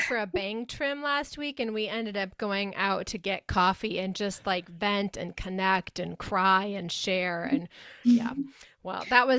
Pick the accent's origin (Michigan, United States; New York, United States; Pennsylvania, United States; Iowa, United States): Iowa, United States; I'm from Iowa. So, and I went to college just, I don't know, less than an hour away at this little tiny college called Wartburg College where I studied music therapy.